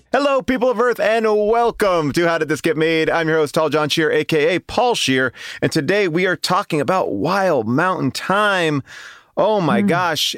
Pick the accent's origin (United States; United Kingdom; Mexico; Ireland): Ireland; as an Irish person